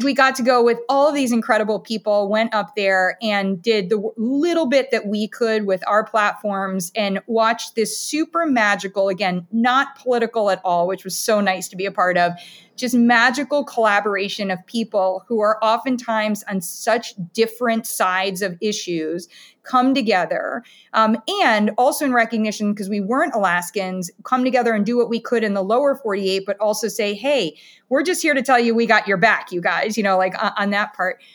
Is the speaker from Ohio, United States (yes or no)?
yes; Columbus, Ohio, United States; also born or lived in Ann Arbor, Michigan; now in Camden, United States; I am a kid from Ohio. I was born in Ann Arbor, Michigan, and moved to Columbus, Ohio.